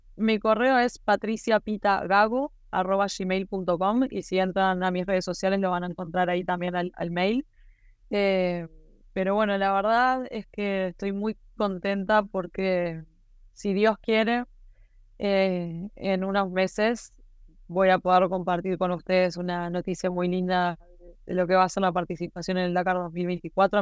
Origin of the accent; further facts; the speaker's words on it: Maldonado, Uruguay; yo soy de Maldonado